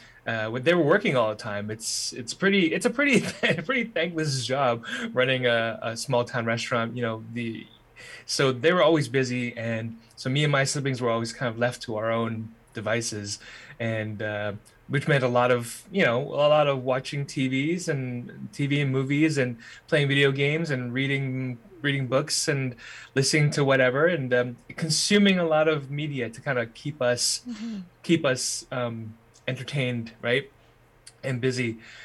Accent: Winnipeg, Manitoba, Canada; also born or lived in Alberta / British Columbia; I was born in Winnipeg. My parents immigrated here from Hong Kong, back in the 70s. And when I was born, it was in Winnipeg, but we were unsettled.

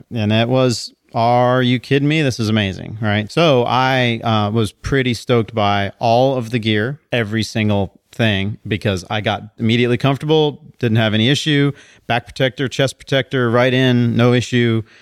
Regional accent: College Station, Texas, United States; I'm from College Station

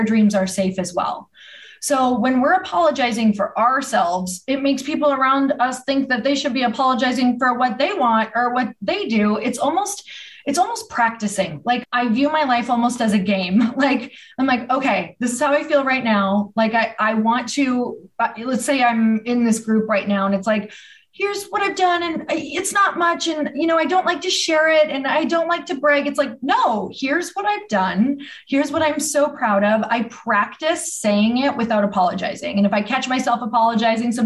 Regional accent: Midwest, United States; I'm from the Midwest

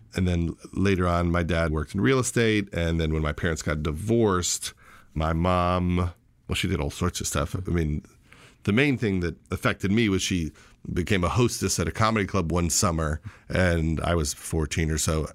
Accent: Syosset, New York, United States; also born or lived in Flushing, Queens, New York; I was born in Flushing, New York, in Queens, but lived in the Syosset Woodbury area of Long Island

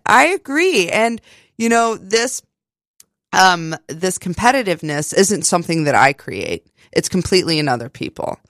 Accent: West Virginia, United States; moved away; growing up in West Virginia

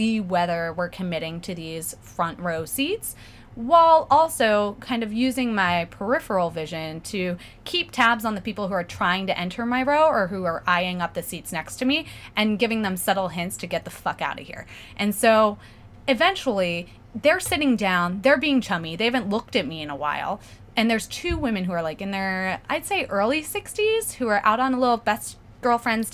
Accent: Pennsylvania, United States; now in New York, United States; I'm from Pennsylvania.

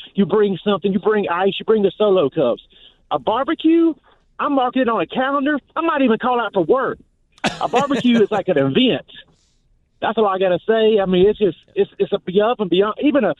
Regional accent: Columbia, South Carolina, United States; I'm from Columbia, about 4 miles from William Bryce Stadium

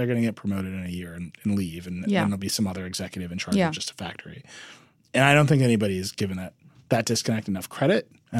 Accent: Midwest, United States; and that to me is like I'm still from the Midwest, right? Like, that feeling is still there.

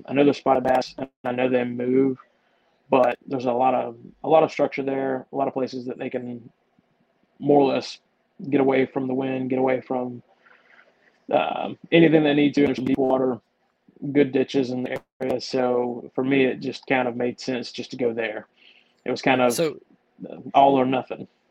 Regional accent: Georgia, United States; more or less born and raised in Georgia

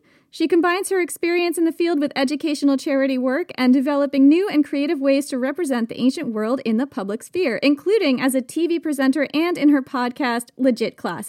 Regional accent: Vermont, United States; Where I grew up in Vermont

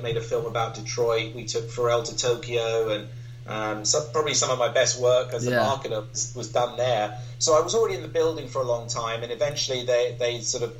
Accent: London, United Kingdom; growing up in London or in the London area as a kid

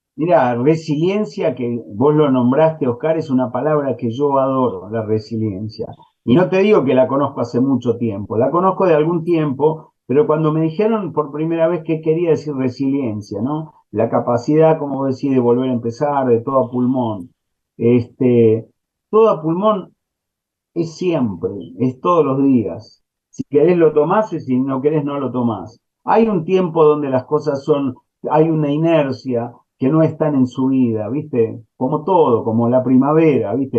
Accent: Argentina; also born or lived in New York / Los Angeles; como ciudadano argentino

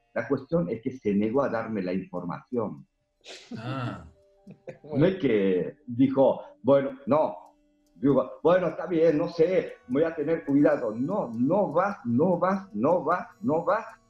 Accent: South Korea; born or raised there; now in Argentina

